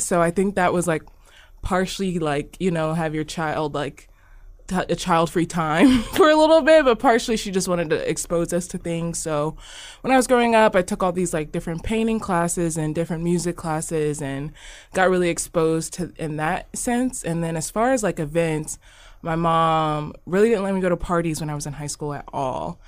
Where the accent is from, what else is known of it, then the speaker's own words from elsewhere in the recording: Omaha, Nebraska, United States; I'm from Omaha. This is where I've lived my whole entire life. I was born here